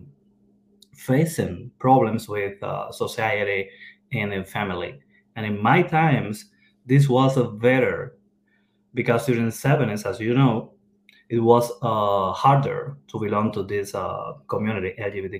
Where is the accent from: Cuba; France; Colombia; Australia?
Cuba; moved away as an adult; now in Kentucky, United States; I have 10 years, almost 10 years living here in the United States, but I was born in Cuba.